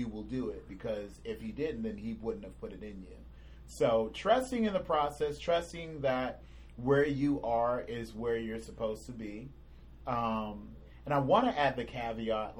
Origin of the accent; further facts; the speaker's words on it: California, United States; moved away as an adult; I'm originally from California. All my friends or family are there, were there.